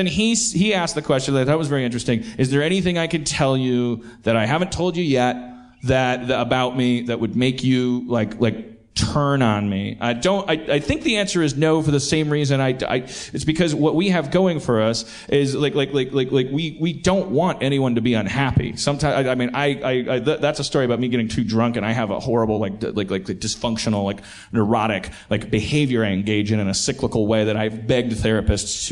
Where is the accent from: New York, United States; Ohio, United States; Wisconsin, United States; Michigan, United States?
Wisconsin, United States; Milwaukee; accent: Milwaukee; now in California, United States; my little Milwaukee accent